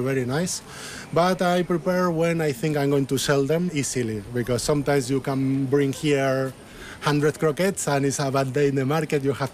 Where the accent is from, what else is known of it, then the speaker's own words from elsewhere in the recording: Madrid, Community of Madrid, Spain; English is a second language; moved away as an adult; now in Cambridge, United Kingdom; I came from Madrid, and I came here before I finished my studies